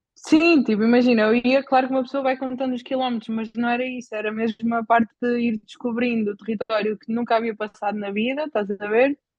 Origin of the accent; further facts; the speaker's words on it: Bajouca, Portugal; also born or lived in Caldas da Rainha; sou, sou da Bajoca, tenho 27 anos